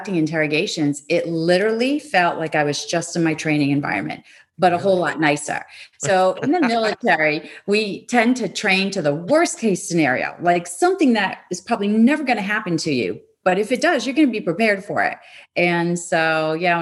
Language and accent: English; Rhode Island, United States; I was living in Rhode Island at the time, my hometown or my home state